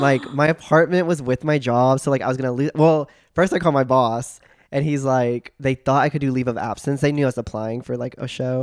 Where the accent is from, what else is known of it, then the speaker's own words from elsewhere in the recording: Joshua, Texas, United States; now in Austin, United States; I grew up in Joshua, Texas. Super small country town, y'all